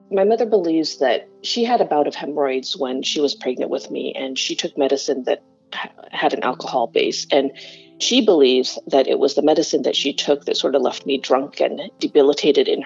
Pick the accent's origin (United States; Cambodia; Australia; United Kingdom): Cambodia; Kampong Som, Preah Sihanouk; born there; It was 1974 when I was born in Kampong Som, Cambodia.